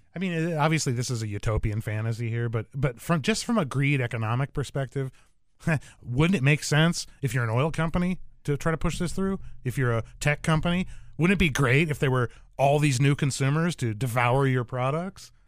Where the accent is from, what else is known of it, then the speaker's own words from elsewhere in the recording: Arizona, United States; I'm from Arizona